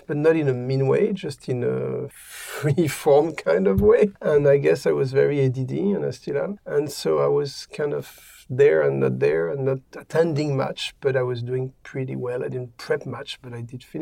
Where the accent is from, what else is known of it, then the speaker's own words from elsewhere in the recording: Paris, Île-de-France, France; I grew up in Paris in a very free-spirited environment and family.